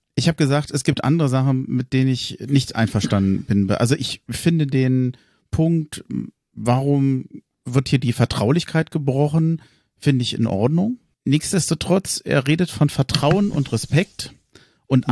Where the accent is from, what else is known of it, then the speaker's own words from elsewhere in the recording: Berlin, Germany; moved away as an adult; now in Hesse, Germany; gebürtiger Tempelhofer, 25 Jahre lang in Berlin gewohnt, jetzt in Hessen